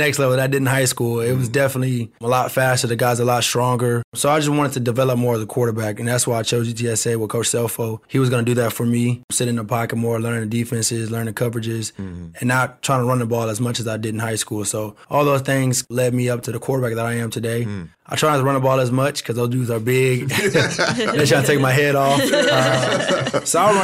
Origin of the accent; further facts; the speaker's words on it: Converse, Texas, United States; We grew up in Converse, so I was supposed to go to Judson High School